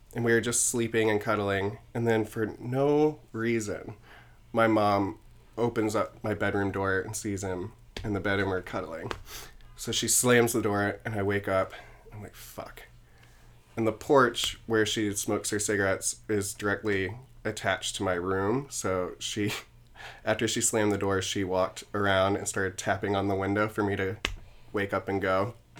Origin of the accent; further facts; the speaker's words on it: South Carolina, United States; now in New York, United States; I'm originally from South Carolina, grew up, um, in a Southern Baptist home